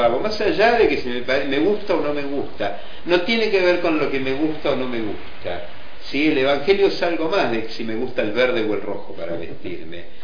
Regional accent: Argentina; a los argentinos nos atraviesa completamente

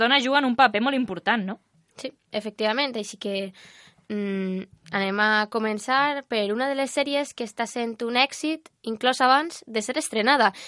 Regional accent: Almussafes, Valencian Community, Spain; compartim el mateix poble, els dos som d'Almusafes

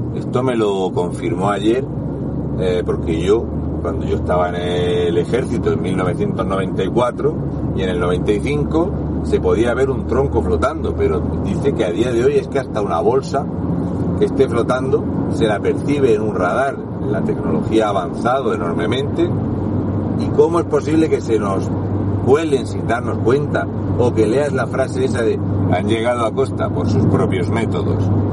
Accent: Region of Murcia, Spain; un murciano encabronado

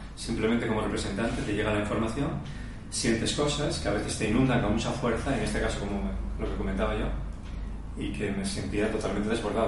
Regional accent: Asturias, Spain; nací en Asturias

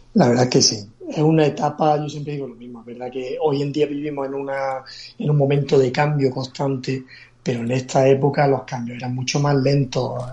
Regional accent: Granada, Andalusia, Spain; moved away as an adult; now in Málaga, Spain; yo soy un granadino que vive en Málaga desde hace ya más de 15 años

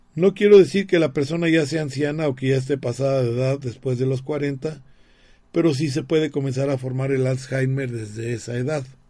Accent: Mexico; todos los somos mexicanos

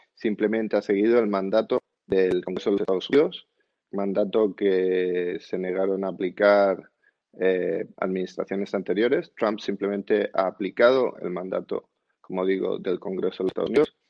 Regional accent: Spain; como español

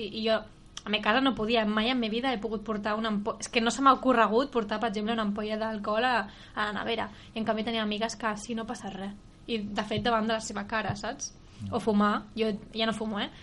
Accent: Sant Vicenç, Catalonia, Spain; som de Sant Vicenç

